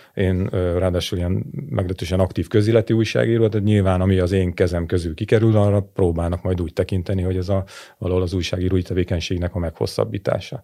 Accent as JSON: {"language": "Hungarian", "country": "Hungary", "moved": "yes", "lives_now": "Budapest, Hungary", "said": "én vidéki vagyok, csak én Budapesten élek"}